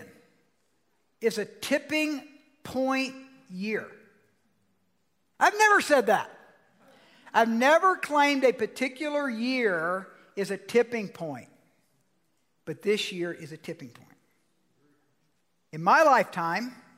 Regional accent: Georgia, United States; moved away; I'm from Georgia

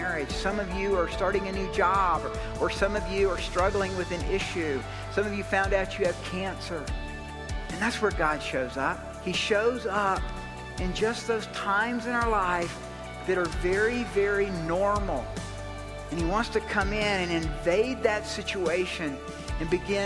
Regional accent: Decatur, Georgia, United States; I'm from Georgia, you know, and you can catch that little accent there. And I was born in Decatur, Georgia

